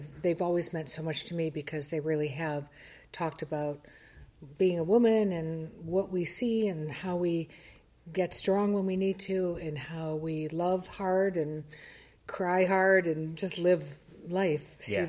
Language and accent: English; Detroit, Michigan, United States; moved away; I am from Detroit, Motown.